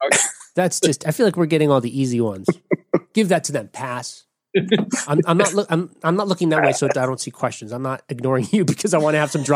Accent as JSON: {"language": "English", "region": "New Jersey", "country": "United States", "said": "And then I'm from New Jersey"}